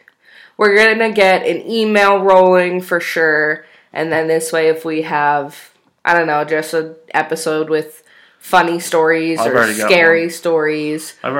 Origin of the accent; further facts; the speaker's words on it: New York, United States; now in Utah, United States; I am originally from New York, but we both actually live in Utah.